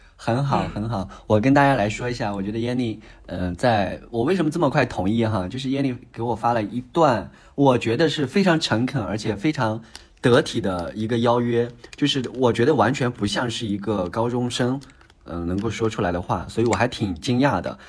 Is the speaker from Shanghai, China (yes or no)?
no; Baoji, Shaanxi, China; moved away; 我是陕西的，然后我所在的那个城市呢，叫做宝鸡市